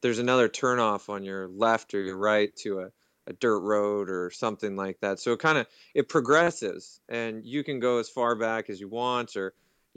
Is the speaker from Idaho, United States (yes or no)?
no; Seattle, Washington, United States; I'm from Seattle, Washington, born and raised in the Pacific Northwest.